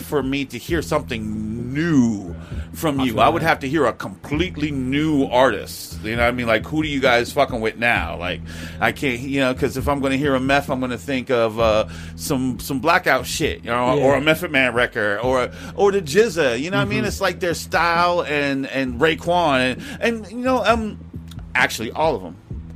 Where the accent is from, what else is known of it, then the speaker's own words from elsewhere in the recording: Tucson, Arizona, United States; I was born on Davis Monthan Air Force Base